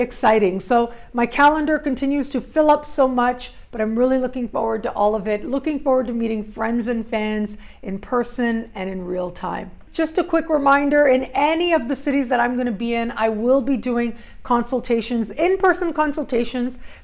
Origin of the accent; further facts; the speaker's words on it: Toronto, Ontario, Canada; moved away; I'll be back in my hometown for